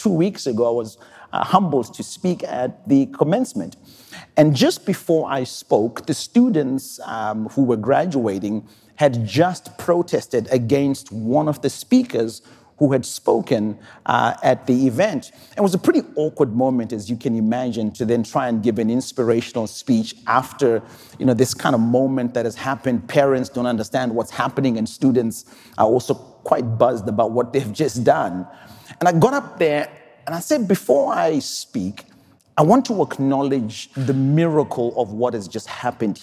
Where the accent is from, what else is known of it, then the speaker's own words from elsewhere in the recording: Zimbabwe; I'm from Zimbabwe